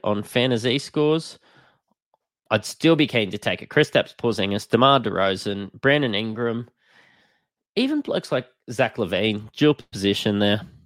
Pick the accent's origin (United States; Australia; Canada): Australia; I am an Australian